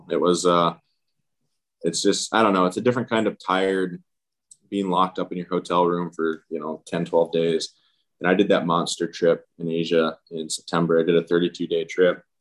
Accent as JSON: {"language": "English", "town": "Seattle", "region": "Washington", "country": "United States", "said": "I usually I'm from Seattle, so I'll hang out in Seattle just because it's a much easier commute."}